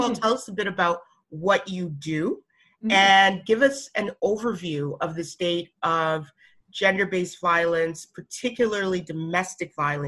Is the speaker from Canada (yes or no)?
yes; Alberta, Canada; Yo, I'm from Alberta, so I get it, okay?